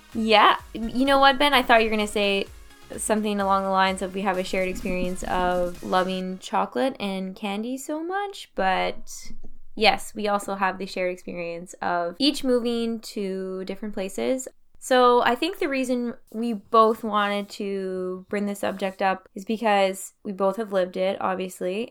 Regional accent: Timmins, Ontario, Canada; also born or lived in Thunder Bay; now in Montreal, Canada; I'm actually originally from Timmins

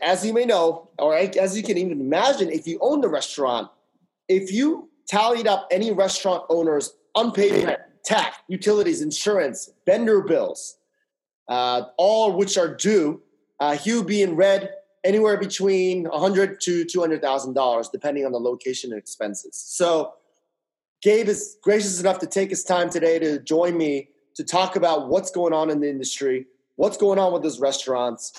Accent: Fairfax, Virginia, United States; Hailing from my hometown in Fairfax, Virginia

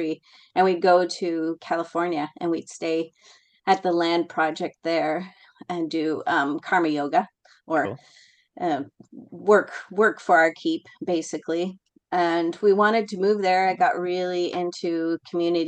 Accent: Toronto, Ontario, Canada; moved away as an adult; also born or lived in Georgian Bay, Ontario / Lake Huron; now in Salt Spring Island, Canada; I grew up kind of back and forth between Toronto and up north. We always had a house up north, Georgian Bay area.

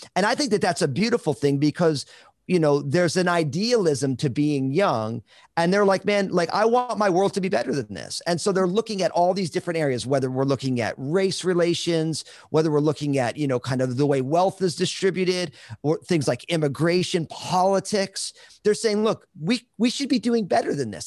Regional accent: New Jersey, United States; now in Vancouver, Washington, United States; I'm all Italian from New Jersey

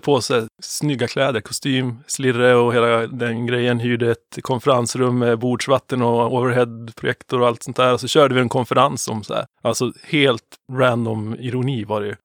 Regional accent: Sveg, Jämtland, Sweden; det är ett gäng svegare, vi är från Sveg båda två

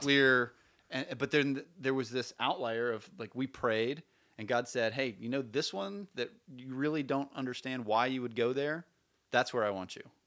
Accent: Birmingham, Alabama, United States; moved away as an adult; also born or lived in Portland; I grew up in Birmingham.

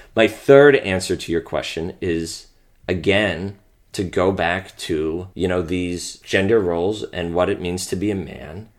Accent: Pennsylvania, United States; I'm from Pennsylvania

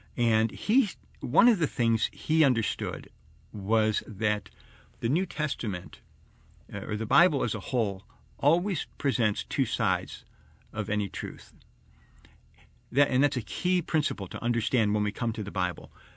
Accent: Arlington Heights, Illinois, United States; I grew up in Chicago, I mean the Chicago area, uh, out in Arlington Heights.

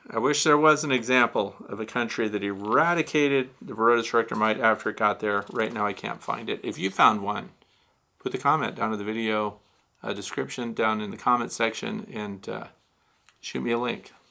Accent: Australia; now in Montana, United States; I'm in Montana. It's my first time having bees. I'm originally from Australia, so it's much warmer there so from Australia to Montana.

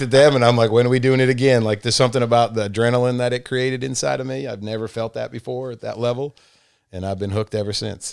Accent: Massachusetts, United States; moved away as an adult; now in Rome, United States; so I grew up in Massachusetts and moved to Rome in nineteen ninety-four

